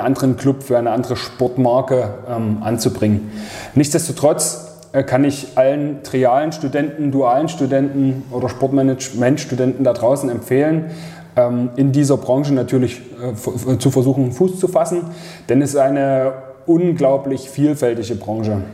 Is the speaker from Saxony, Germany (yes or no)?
yes; Leipzig, Saxony, Germany; moved away as an adult; also born or lived in Munich; Ich bin aus München wieder zurück nach Leipzig gezogen, hatte hier eine Arbeitsstelle bekommen, komme ja ursprünglich von hier